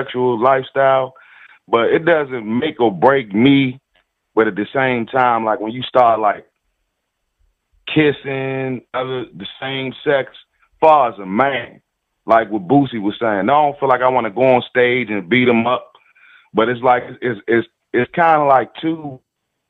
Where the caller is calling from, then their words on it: Washington, District of Columbia, United States; I'm calling from Washington, D.C.